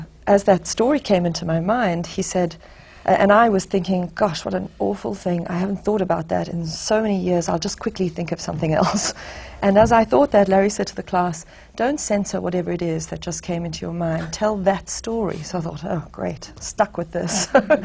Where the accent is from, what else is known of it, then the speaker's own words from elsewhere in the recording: South Africa; moved away as an adult; also born or lived in Los Angeles; now in United States; I was born in South Africa and raised there, and I left there when I was 26 years old